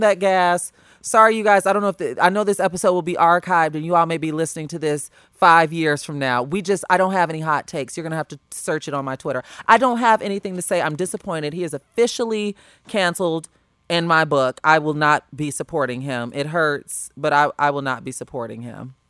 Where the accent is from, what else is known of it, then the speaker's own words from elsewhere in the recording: Homewood, Illinois, United States; moved away as an adult; also born or lived in Los Angeles; I am from the South Burbs. I am from Homewood.